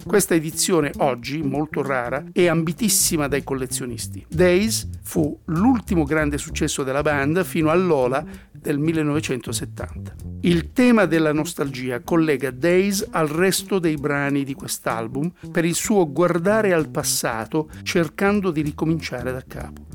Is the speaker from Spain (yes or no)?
no; London, United Kingdom; moved away; Londra, la sua e per inciso anche la mia città natale